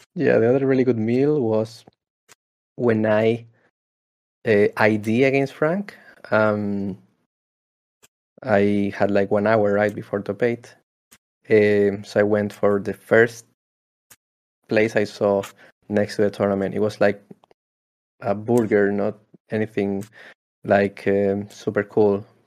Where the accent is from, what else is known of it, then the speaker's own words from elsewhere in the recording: Spain; I'm from Spain